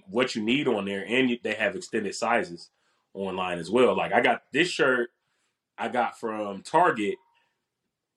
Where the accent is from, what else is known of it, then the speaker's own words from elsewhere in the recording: Dayton, Ohio, United States; moved away; I'm going back home. I'm from Dayton, Ohio. I went back home.